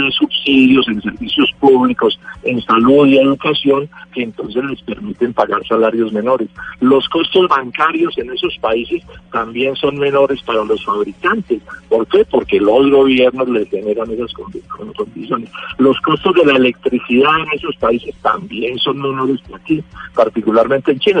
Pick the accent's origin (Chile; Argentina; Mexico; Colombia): Colombia; yo como colombiano